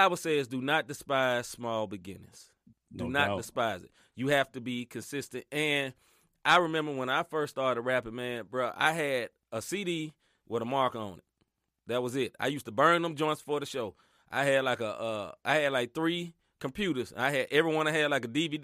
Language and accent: English; the South, United States; I grew up in the South, man.